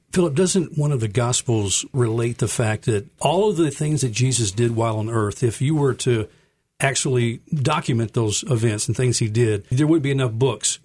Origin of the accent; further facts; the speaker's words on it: Memphis, Tennessee, United States; I grew up here in Memphis